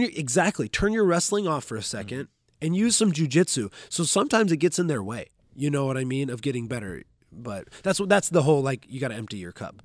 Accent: Grants Pass, Oregon, United States; now in Bellevue, United States; I'm from Grants Pass, Oregon. It's a, it's a small town in, in Southern Oregon

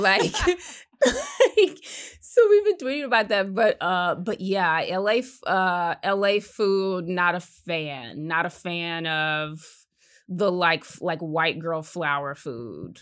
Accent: South Carolina, United States; also born or lived in Connecticut / New York; now in Los Angeles, United States; I was born in Connecticut, but I grew up in South Carolina

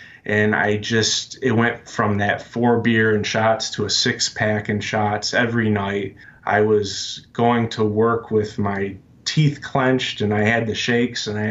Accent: Michigan, United States; I'm from Michigan. I grew up here.

